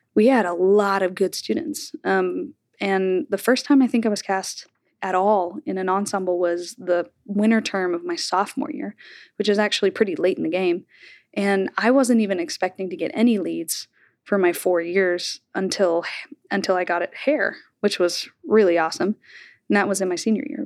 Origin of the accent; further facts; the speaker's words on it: Bartlesville, Oklahoma, United States; accent: Oklahoma drawl; moved away as an adult; also born or lived in Elon, North Carolina; now in New York, United States; I grew up in Bartlesville